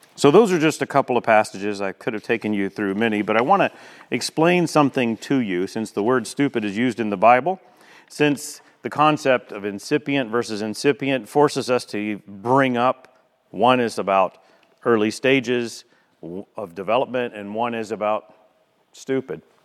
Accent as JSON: {"language": "English", "country": "United States", "said": "We're from America"}